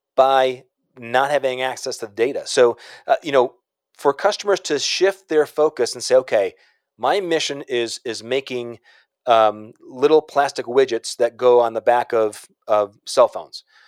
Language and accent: English; Chicago, Illinois, United States; I'm from Chicago